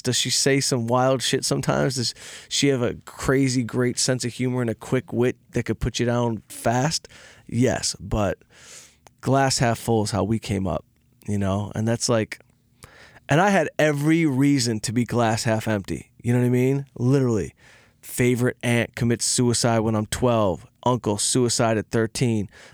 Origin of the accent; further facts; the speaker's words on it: outside Detroit, Michigan, United States; I had a, a band of misfit crew members growing up outside Detroit